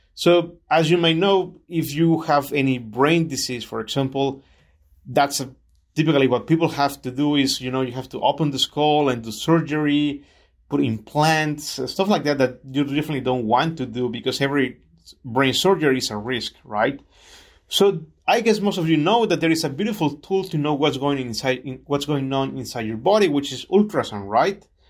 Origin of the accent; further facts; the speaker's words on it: Chiapas, Mexico; moved away as an adult; also born or lived in Mexico City; now in California, United States; my family moved to Chiapas, which is what I call home